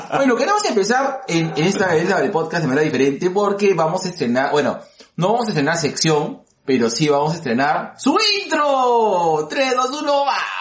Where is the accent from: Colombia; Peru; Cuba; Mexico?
Peru; Yo soy eh, probablemente un peruano atípico